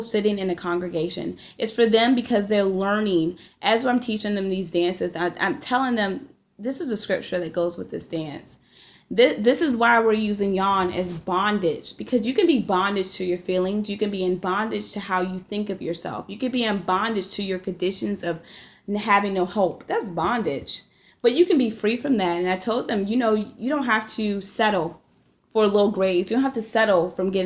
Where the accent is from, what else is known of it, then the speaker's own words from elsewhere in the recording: Maryland, United States; accent: Mid-Atlantic; moved away as an adult; now in Iowa, United States; as a child growing up in Maryland